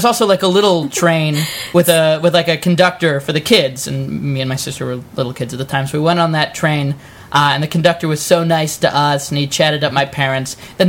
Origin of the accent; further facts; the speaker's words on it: New York, United States; now in Los Angeles, United States; No, the first one, when my family moved to Los Angeles, we're from the East Coast, originally New York